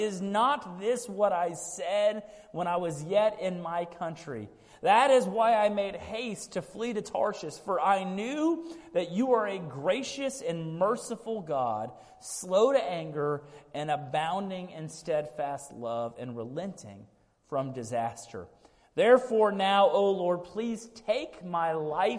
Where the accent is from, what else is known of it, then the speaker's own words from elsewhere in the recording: Sugar Land, Texas, United States; I grew up in Sugar Land, Texas